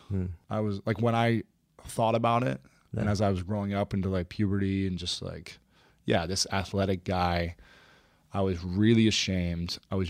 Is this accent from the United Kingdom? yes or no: no; Ohio, United States; Yeah. Ohio.